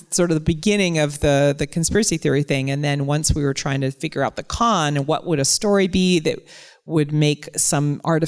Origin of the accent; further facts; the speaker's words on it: the North, United States; as a Northerner coming to the South